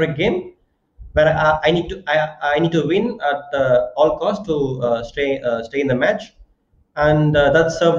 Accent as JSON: {"language": "English", "town": "Chennai", "region": "Tamil Nadu", "country": "India", "tie": "born or raised there", "said": "I was born in Chennai, and all my friends are like from Chennai, and yeah, I grew up in Chennai"}